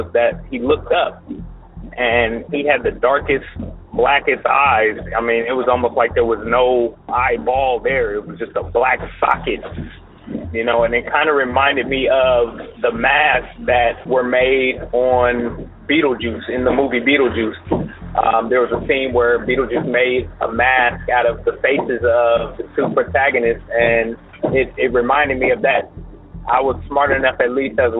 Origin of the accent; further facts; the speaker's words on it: Columbus, Ohio, United States; My story takes place in Columbus, Ohio. This was probably, you know, early 90s. I was in the fifth grade at the time